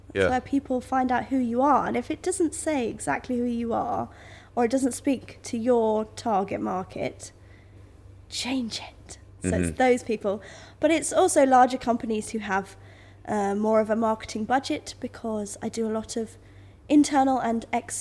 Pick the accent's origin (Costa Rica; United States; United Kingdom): United Kingdom; also born or lived in Sussex; we are British